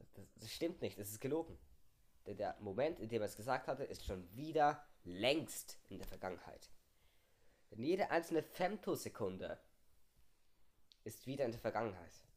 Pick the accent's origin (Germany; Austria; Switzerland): Switzerland; bei uns in der Schweiz ist es so, wir haben die Primarschule